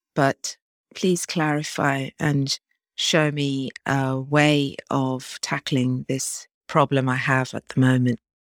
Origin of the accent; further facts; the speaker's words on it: Norfolk, East of England, United Kingdom; I'm from Norfolk in England